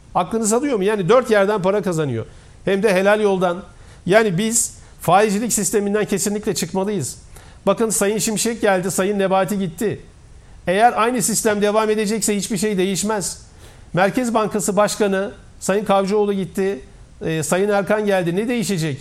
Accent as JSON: {"language": "Turkish", "area": "Koyunlu village", "region": "Niğde", "country": "Turkey", "tie": "born or raised there", "also_born_or_lived": "Bursa", "moved": "yes", "said": "Ben Nide'nin Koyunlu köyünde ilkokula başlayan bir insanım."}